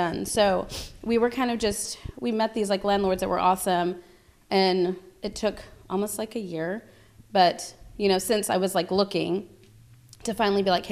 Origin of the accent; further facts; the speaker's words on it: Corpus Christi, Texas, United States; moved away as an adult; also born or lived in North Carolina / Abilene; So raised here, completely raised here up until I met him